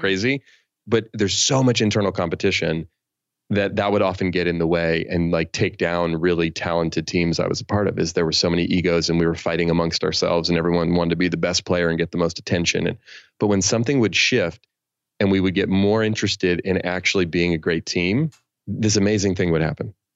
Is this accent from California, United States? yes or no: yes; San Francisco Bay Area, California, United States; I grew up in the San Francisco Bay Area where I still live